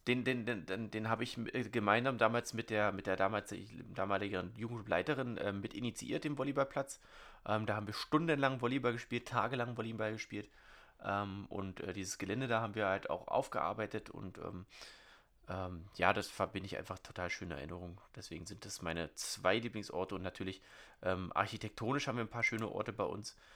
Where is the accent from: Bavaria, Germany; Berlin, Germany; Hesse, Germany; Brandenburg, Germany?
Brandenburg, Germany; Wilhelmshorst; ich habe ja hier in Wilmshorst schon an drei verschiedenen Orten gewohnt